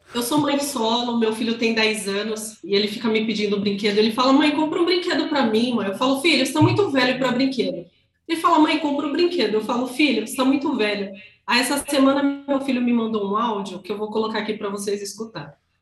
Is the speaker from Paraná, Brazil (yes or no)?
no; Grajaú, São Paulo, Brazil; sou da periferia da região do Grajaú